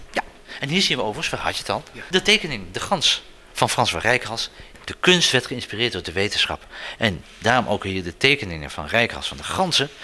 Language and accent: Dutch; Zeeland, Netherlands; wij als Zeeuwen